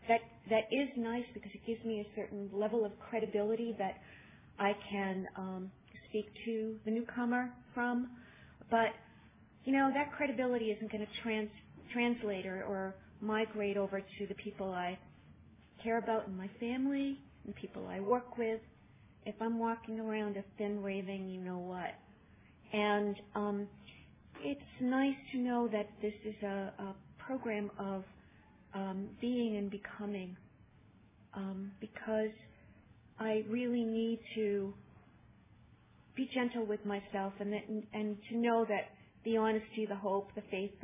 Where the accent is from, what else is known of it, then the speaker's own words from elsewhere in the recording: Boston, Massachusetts, United States; I'm from Boston